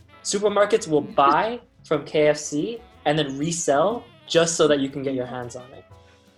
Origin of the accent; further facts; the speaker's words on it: United States; as an American, I don't do that.